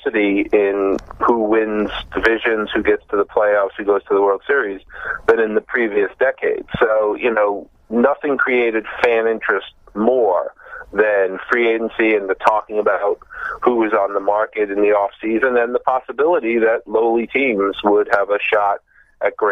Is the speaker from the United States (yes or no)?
yes; New York City, New York, United States; moved away as an adult; also born or lived in Chicago; now in Cooperstown, United States; I grew up in Brooklyn and Long Island